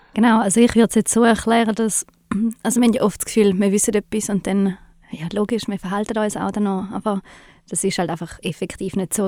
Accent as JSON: {"language": "German", "country": "Switzerland", "said": "bei uns in der Schweiz"}